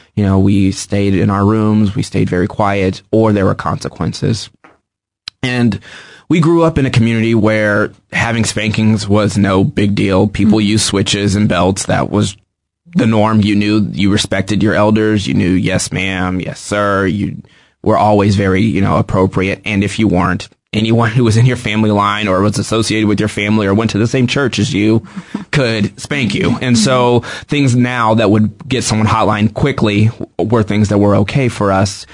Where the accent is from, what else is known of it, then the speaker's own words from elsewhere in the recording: Kansas City, United States; I grew up in Kansas City. I've lived here my whole life.